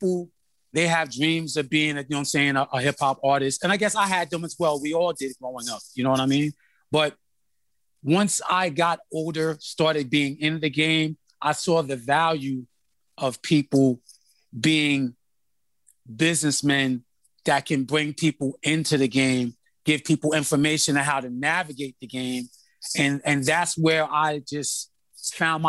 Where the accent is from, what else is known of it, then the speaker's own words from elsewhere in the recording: Uniondale, New York, United States; also born or lived in Brooklyn, New York; I grew up in Uniondale, Long Island